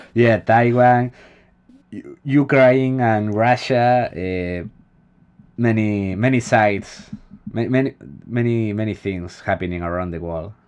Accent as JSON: {"language": "English", "country": "Spain"}